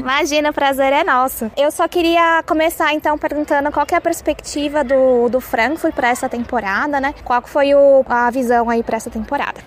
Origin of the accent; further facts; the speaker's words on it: Brazil; eu sou brasileira